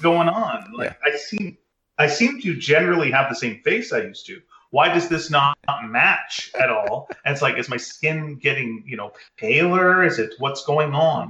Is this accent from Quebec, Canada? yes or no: yes; Montreal, Quebec, Canada; I'm from Montreal